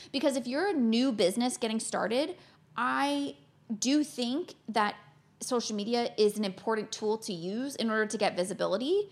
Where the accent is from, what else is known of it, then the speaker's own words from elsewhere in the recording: Florida, United States; moved away; I grew up in Florida, in the States